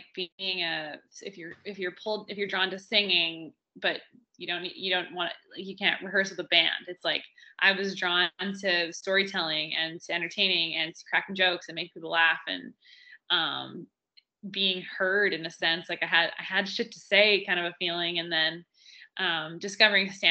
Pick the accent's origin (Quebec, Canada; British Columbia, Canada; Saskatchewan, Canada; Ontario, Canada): British Columbia, Canada; Vancouver Island; also born or lived in Powell River / Montreal; I was raised I was born in Pell River, and then I grew up on Vancouver Island